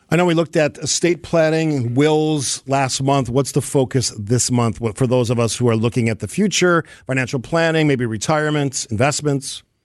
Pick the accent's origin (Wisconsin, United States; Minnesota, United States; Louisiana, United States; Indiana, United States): Wisconsin, United States; I'm from Wisconsin